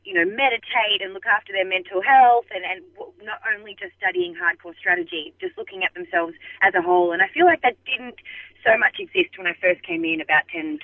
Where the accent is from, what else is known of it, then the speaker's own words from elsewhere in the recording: Melbourne, Victoria, Australia; I'm from Melbourne in Australia